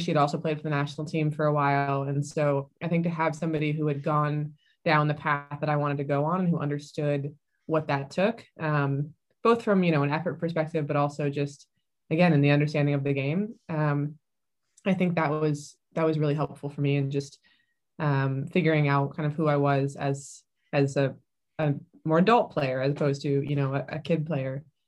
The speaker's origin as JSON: {"language": "English", "town": "San Diego", "region": "California", "country": "United States", "tie": "born or raised there", "said": "I grew up in, mostly in San Diego, California."}